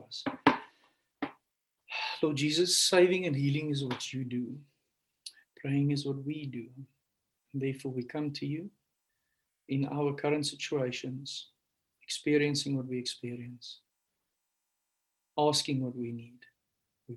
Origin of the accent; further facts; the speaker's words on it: South Africa; I'm from South Africa.